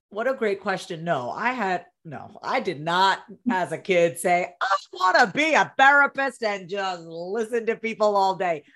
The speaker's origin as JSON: {"language": "English", "area": "Long Island", "region": "New York", "country": "United States", "tie": "born or raised there", "also_born_or_lived": "Coney Island, New York", "said": "I was born, uh, in Coney Island, New York. I was raised on Long Island, New York."}